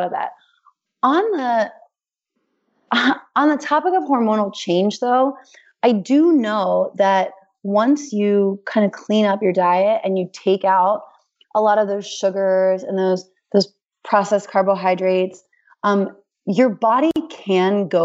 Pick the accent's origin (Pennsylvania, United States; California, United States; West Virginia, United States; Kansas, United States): Pennsylvania, United States; Hershey; moved away; We're from Hershey, Pennsylvania, BT Dubs. So like I grew up with chocolate milk in my bottle